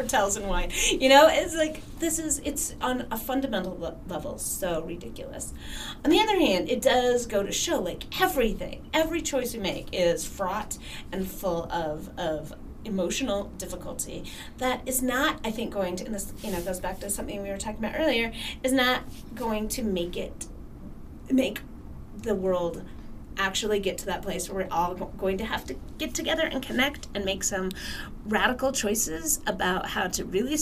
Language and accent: English; Salt Lake City, Utah, United States; now in Flagstaff, United States; I'm from Salt Lake City, and we had Costco's there